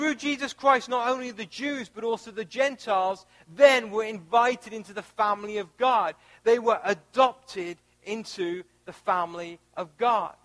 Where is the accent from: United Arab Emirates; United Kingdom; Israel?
United Kingdom; moved away as an adult; also born or lived in Missouri, United States; now in United States; I was born in the UK. I was raised in the UK. And at the age of 25, I moved to the United States